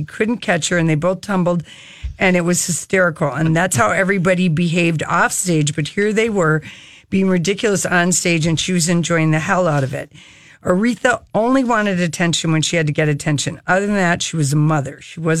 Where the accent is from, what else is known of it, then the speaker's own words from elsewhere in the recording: Detroit, Michigan, United States; born there; I was born in 58. Michael Jackson was born in Gary, Indiana. I was born in Detroit, Michigan.